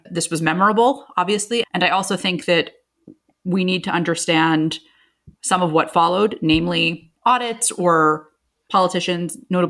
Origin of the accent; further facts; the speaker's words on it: United States; as an American